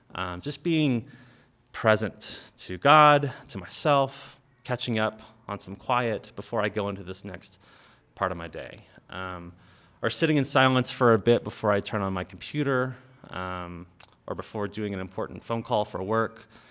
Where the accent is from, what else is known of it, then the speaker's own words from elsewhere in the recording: United States; we Western Christians, we live lives of incredible privilege and power just by virtue of being American